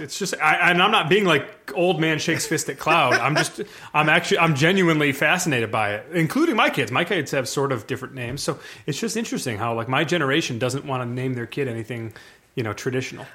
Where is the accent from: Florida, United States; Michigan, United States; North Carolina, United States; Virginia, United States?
Michigan, United States; also born or lived in New York; I was born in New York. We moved to Michigan in ni, eighty-nine, which is the year that they drafted Barry. So, and I would have been three years old at the time